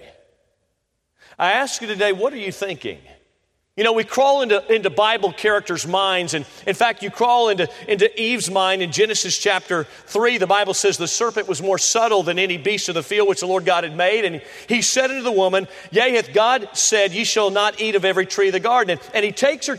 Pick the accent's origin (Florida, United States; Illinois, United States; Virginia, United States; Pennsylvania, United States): Florida, United States; Tampa; I grew up in Florida, so I was born in Tampa, Florida. So I'm a Floridian by heart